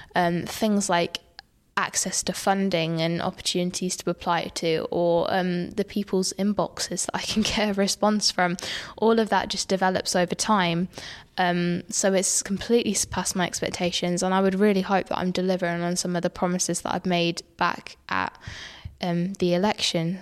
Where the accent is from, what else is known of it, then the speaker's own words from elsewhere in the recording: Peterborough, East of England, United Kingdom; I'm from Alton and Woodstone